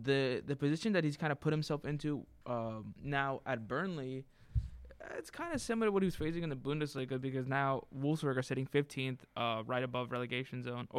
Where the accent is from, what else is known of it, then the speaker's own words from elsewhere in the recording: United States; as an American, I honestly am happy with that signing.